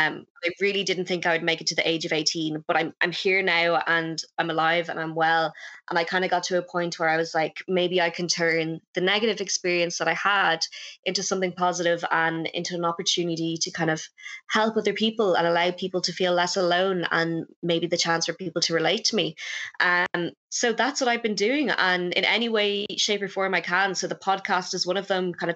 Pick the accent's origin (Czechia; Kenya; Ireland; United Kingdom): Ireland; Dublin, Leinster; also born or lived in Wexford; I'm 22 years old, and from Dublin normally